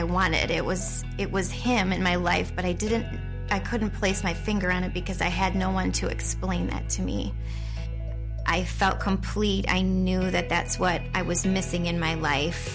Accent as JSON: {"language": "English", "town": "Ada", "region": "Michigan", "country": "United States", "tie": "born or raised there", "said": "I grew up in the Grand Rapids area in Ada."}